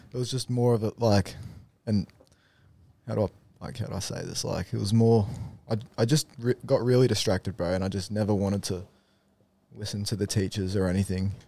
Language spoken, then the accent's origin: English; Darwin, Northern Territory, Australia; moved away; also born or lived in Rockhampton, Queensland; Lived a n, nice childhood there, bro, up in Darwin